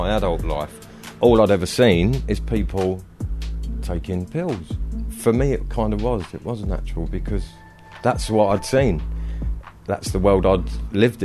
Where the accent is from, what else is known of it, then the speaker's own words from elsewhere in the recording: Bromley, London, United Kingdom; moved away as an adult; also born or lived in Plymouth; I'm from Bromley in Kent